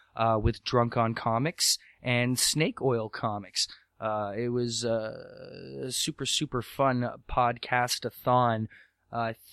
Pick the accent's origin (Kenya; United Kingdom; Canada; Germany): Canada; I'm from Canada